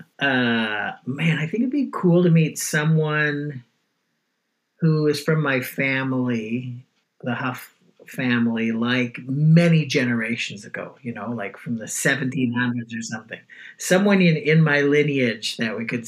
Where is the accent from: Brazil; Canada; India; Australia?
Canada; Toronto, Ontario; I grew up in the west end of Toronto, which is called Weston